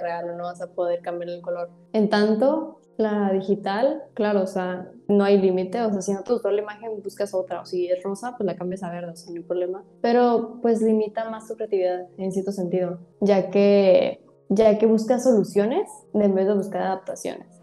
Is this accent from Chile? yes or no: no; Tijuana, Baja California, Mexico; Soy de aquí de Tijuana. Todavía he estado aquí en Tijuana